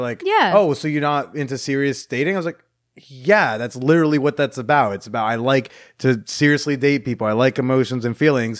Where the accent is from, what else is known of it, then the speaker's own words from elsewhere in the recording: Oklahoma, United States; I haven't met someone who's not into dating, into marriage before because I grew up in Oklahoma.